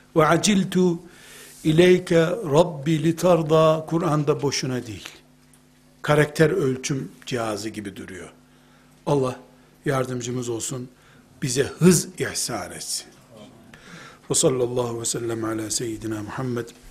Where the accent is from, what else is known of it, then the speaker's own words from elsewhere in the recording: Black Sea Region, Turkey; Bizim Karadeniz'de